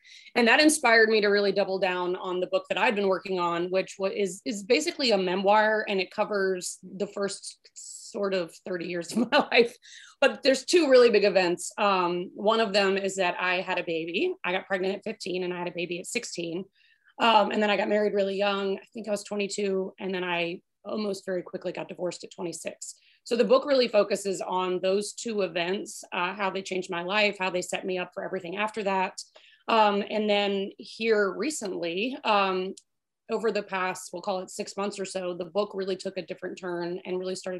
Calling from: Suffolk, Virginia, United States; So I am in Suffolk, Virginia, which is southeastern Virginia. We actually border North Carolina, so not far from Virginia Beach, not far from the Outer Banks.

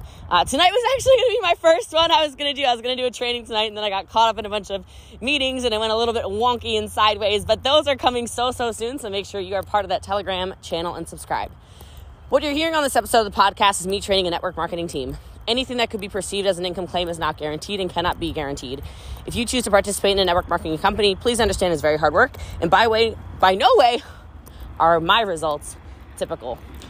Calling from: Texas, United States; As you can tell, I'm coming in from Texas, which, in case you didn't know, is the most humble state in America.

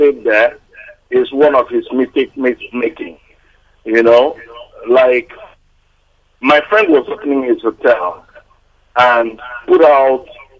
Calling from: Surulere, Lagos, Nigeria; I'm calling from Surulere.

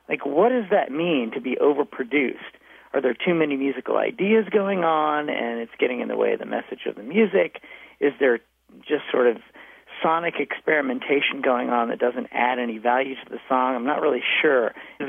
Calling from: Leesburg, Virginia, United States; I'm calling from Leesburg, Virginia. We got turkeys out here

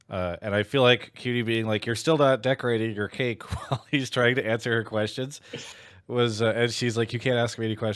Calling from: Portland, Oregon, United States; Uh, Portland, Oregon.

